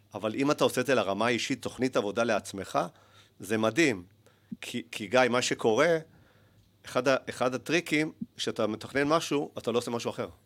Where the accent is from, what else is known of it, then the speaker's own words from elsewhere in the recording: Haifa, Haifa District, Israel; also born or lived in Argentina / Netanya; גדלתי בארגנטינה, עליתי בגיל שלוש